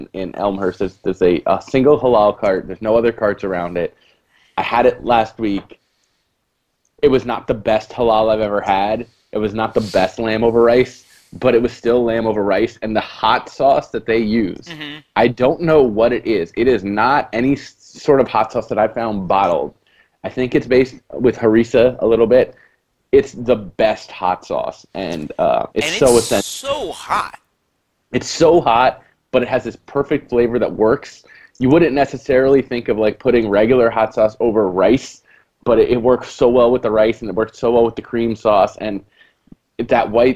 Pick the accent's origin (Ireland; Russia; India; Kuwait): India; now in New York, United States; As an Indian